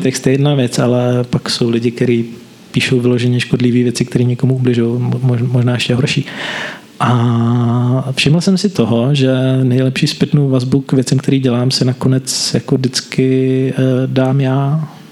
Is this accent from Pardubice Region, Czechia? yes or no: no; Brno, South Moravian Region, Czechia; Já jsem z Brna, nikdy jsem z Brna nebyl víc než na dva týdny v kuse